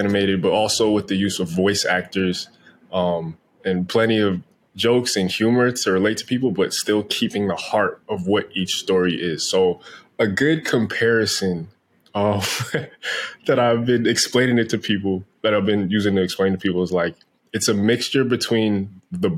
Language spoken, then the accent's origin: English; New Jersey, United States; now in Los Angeles, United States; I grew up in New Jersey. I live out in L.A.